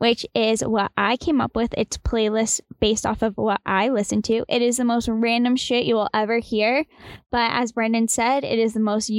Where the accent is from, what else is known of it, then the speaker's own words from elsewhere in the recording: Boston, Massachusetts, United States; And we're from Boston, so we're used to traffic